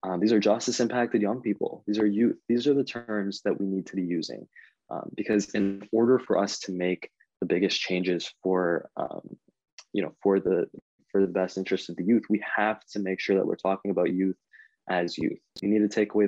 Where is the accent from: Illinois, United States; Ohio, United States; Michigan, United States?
Michigan, United States; Canton; If you live in Canton, Michigan, which is kind of at the border of Wayne County and Washtenaw County, that's where I grew up